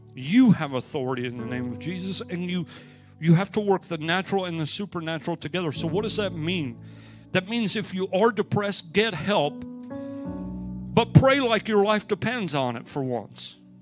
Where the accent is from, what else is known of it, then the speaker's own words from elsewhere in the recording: United States; I'm from America